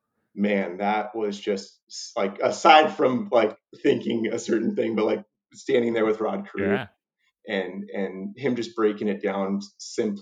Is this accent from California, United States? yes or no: yes; Southern California, United States; big Dodger fan growing up in Southern California